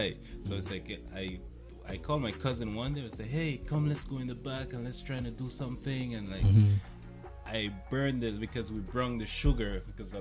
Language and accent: English; St. Vincent & Grenadines; now in Canada; I came from St. Vincent and the Grenadines. And, I've been in Canada for a while